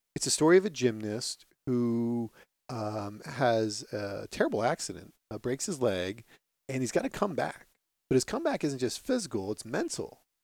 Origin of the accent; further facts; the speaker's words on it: Phillipsburg, New Jersey, United States; As a little kid growing up in the sports intense town of Phillipsburg, New Jersey